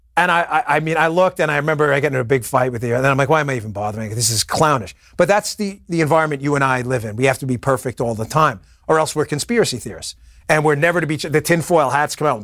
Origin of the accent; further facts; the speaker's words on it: New York City, New York, United States; I'm from Queens